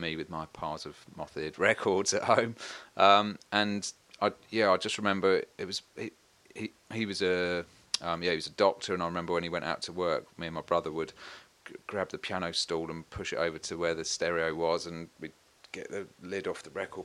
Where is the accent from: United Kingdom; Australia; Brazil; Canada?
United Kingdom; Warsash, South East England; also born or lived in Portsmouth; I was born in Portsmouth, but it's a little village kind of close to that called Warsash. So South Coast